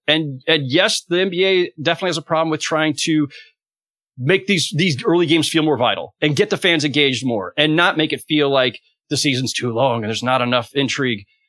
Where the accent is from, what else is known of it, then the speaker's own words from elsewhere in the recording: San Jose, California, United States; I was growing up in San Jose